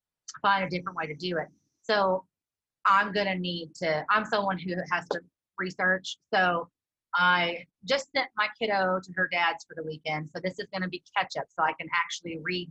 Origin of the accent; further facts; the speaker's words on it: Prairie Grove, Arkansas, United States; now in Johnson, United States; I'm also from Prairie Grove, Arkansas, and it's a very agricultural town.